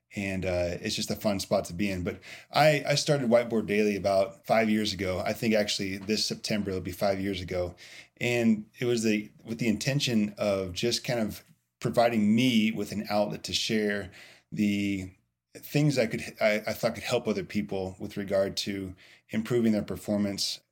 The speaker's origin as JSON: {"language": "English", "region": "Indiana", "country": "United States", "tie": "born or raised there", "also_born_or_lived": "Louisville, Kentucky", "said": "I am from Indiana"}